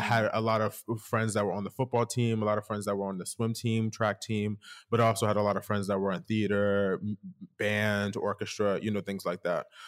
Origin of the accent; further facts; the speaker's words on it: Delaware, United States; also born or lived in Philadelphia; I'm originally from Philadelphia slash Delaware, depending on who's asking, would depend on where I'm from. Uh, so, but I really grew up in Delaware, to be honest.